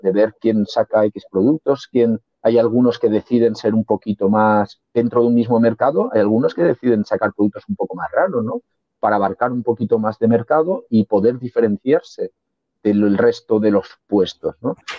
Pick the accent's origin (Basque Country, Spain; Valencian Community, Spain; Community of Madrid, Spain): Valencian Community, Spain; yo soy valenciano